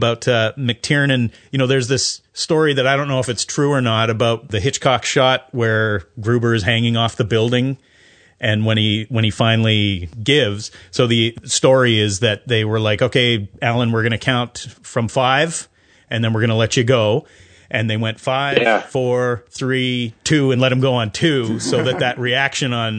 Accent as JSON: {"language": "English", "country": "Canada", "also_born_or_lived": "United States", "moved": "yes", "lives_now": "New Zealand", "said": "I'm Canadian, so I always refer to Americans in the, you know, in the third person. But I feel very American. I've lived there for a lot of my life."}